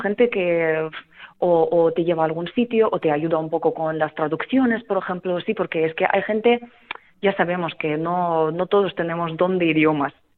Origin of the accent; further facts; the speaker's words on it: Kremenchuk, Poltava Oblast, Ukraine; Spanish is a second language; now in Spain; yo soy de la parte central de Ucrania, soy de Kremenchuk